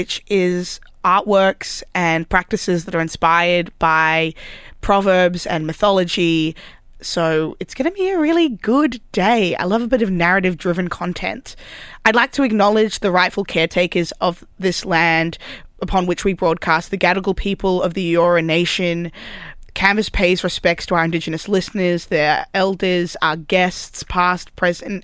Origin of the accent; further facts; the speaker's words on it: Wellington, New Zealand; now in Australia; I was born in Wellington.